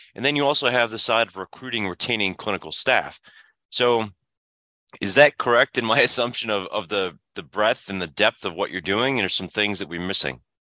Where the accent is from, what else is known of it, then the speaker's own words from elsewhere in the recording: Illinois, United States; moved away; the pediatrician and, and the family care practitioner and father and son practice that I had growing up in Illinois